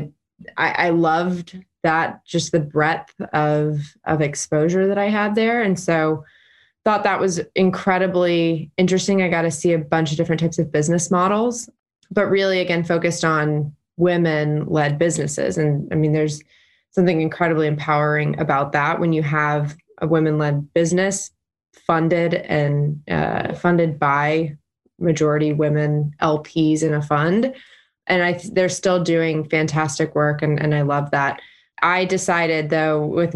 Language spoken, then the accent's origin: English; Chattanooga, Tennessee, United States; moved away as an adult; now in Nashville, United States; I'm originally from Chattanooga, been in Nashville for 6 years